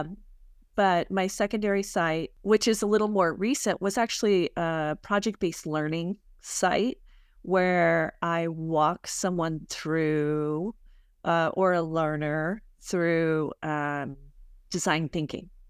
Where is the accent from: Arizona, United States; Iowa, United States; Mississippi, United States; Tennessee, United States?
Arizona, United States; I'm from Arizona, I live here